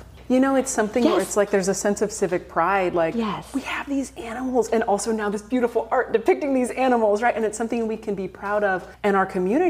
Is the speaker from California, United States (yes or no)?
yes; Napa, California, United States; I grew up in Napa and I grew up in Oak Woodlands and those kinds of areas.